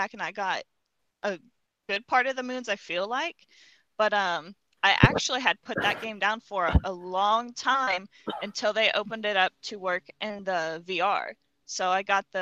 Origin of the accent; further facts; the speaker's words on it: Ohio, United States; I am from Ohio, born and raised